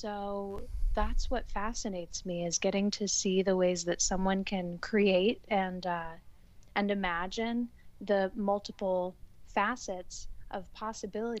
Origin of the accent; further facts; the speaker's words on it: England, United Kingdom; now in New York, United States; We're both English and 26